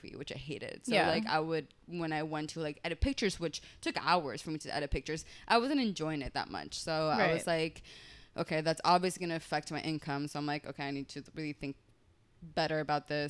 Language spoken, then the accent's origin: English; Weston, Florida, United States; first language Spanish; English is a second language; moved away as an adult; also born or lived in Venezuela / Miami; now in California, United States; I was raised in Florida, in Weston